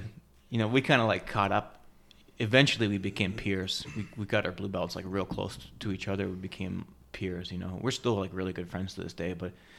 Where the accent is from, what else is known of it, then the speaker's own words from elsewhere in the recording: Canada; moved away as an adult; now in United States; Met Aria, got married, and then immigrated to the U.S. Yeah, I'm Canadian, by the way. I don't have a speech impediment, Max. It's just I'm Canadian, and then I stopped talking like a Canadian, so there's gaps.